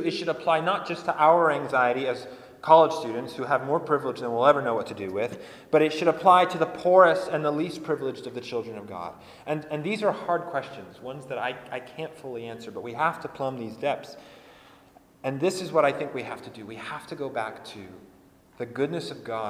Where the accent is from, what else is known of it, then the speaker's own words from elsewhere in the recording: Colorado, United States; I grew up in Colorado